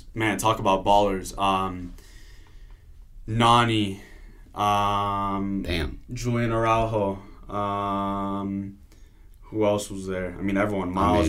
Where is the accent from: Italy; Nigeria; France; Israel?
Italy; now in Los Angeles, United States; like, being Italian, growing up in Italy around the game